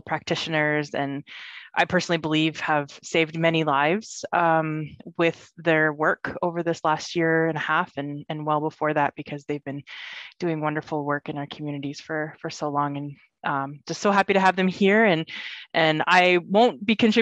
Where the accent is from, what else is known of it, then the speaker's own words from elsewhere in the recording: Moose Factory, Ontario, Canada; my home community in Moose Cree, Moose Factory Island, Northern Ontario